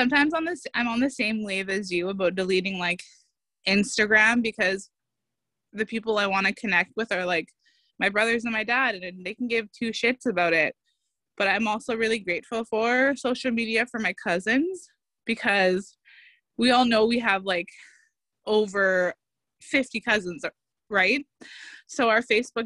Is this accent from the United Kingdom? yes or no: no; Northern Ontario, Canada; moved away as an adult; now in Toronto, Canada; when we grew up in the North